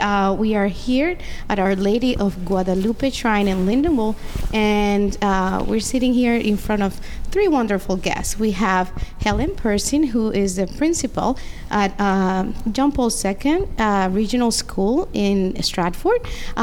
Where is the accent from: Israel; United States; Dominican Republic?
Dominican Republic; moved away; I come from the Dominican Republic